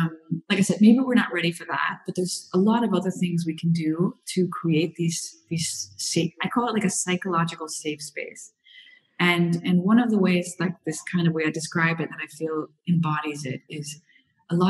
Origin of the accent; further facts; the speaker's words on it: Florida, United States; moved away as an adult; now in Europe; I'm from Florida